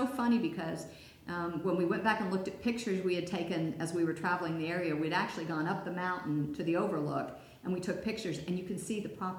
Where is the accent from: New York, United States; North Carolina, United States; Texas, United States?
North Carolina, United States; Hickory; moved away as an adult; also born or lived in San Francisco Bay Area / Roswell, Georgia / Atlanta; We are all from North Carolina. Three of us grew up in Hickory. Chuck grew up in Asheville. Ronnie and Raymond have always lived in Hickory, built a business there, Von Drehle Industries. Chuck and I lived all over the country.